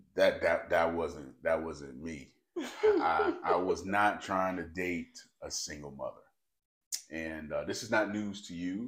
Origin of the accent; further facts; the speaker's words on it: North Carolina, United States; now in Memphis, United States; I'm originally from North Carolina